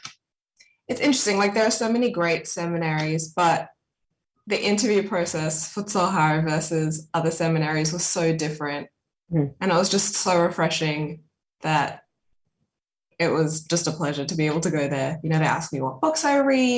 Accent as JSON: {"language": "English", "town": "Sydney", "region": "New South Wales", "country": "Australia", "tie": "born or raised there", "also_born_or_lived": "Johannesburg, South Africa / America", "said": "I grew up in Sydney"}